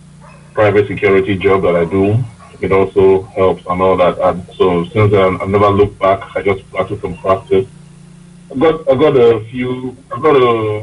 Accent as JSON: {"language": "English", "country": "Nigeria", "moved": "yes", "lives_now": "United Kingdom", "said": "So, when I, anyway, so after I moved from Nigeria to the UK."}